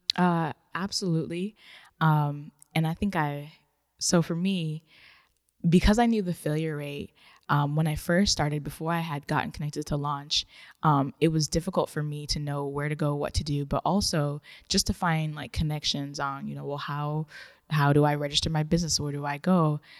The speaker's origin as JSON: {"language": "English", "country": "Ghana", "tie": "born or raised there", "also_born_or_lived": "Japan", "moved": "yes", "said": "I was born in Ghana"}